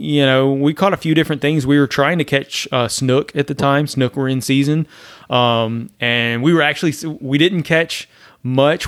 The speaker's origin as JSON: {"language": "English", "region": "Louisiana", "country": "United States", "moved": "as an adult", "lives_now": "Florida, United States", "said": "I'm from Louisiana originally."}